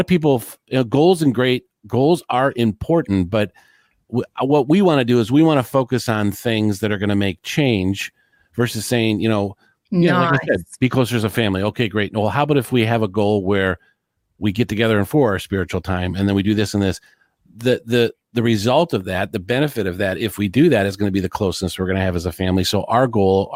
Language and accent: English; Detroit, Michigan, United States; I'm from Detroit, Michigan